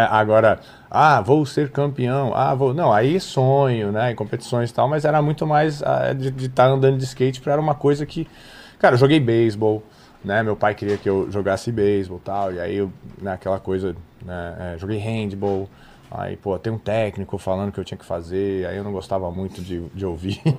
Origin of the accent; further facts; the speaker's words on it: São Paulo, Brazil; also born or lived in Rio de Janeiro; eu nasci no Rio de Janeiro e cresci em São Paulo.